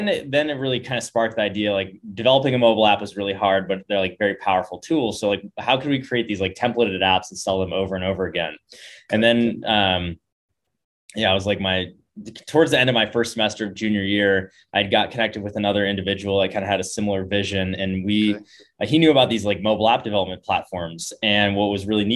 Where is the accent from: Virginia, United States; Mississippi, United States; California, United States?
California, United States; Bay Area; moved away; also born or lived in San Diego / Laguna Beach; I grew up in the Bay Area, you know, in the whole like epicenter of tech